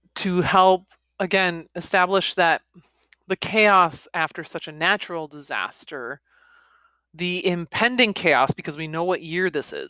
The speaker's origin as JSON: {"language": "English", "country": "United States", "said": "I'm American"}